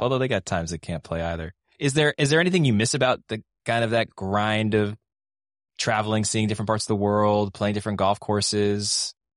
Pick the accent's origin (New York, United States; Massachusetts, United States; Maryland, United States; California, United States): Massachusetts, United States; Boston; as a Bostonian